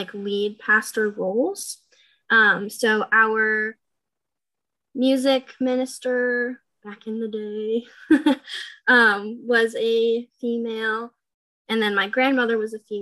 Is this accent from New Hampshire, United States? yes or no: yes; New Hampshire, United States; moved away as an adult; now in Ohio, United States; I was born and raised in New Hampshire